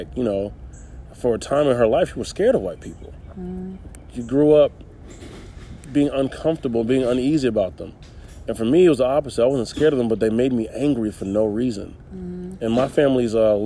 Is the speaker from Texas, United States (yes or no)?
no; Charlotte, North Carolina, United States; growing up in the United States in Charlotte myself